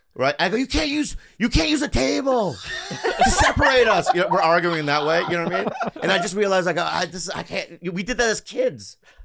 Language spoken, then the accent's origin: English; San Diego, California, United States; Well, I'm from San Diego, so.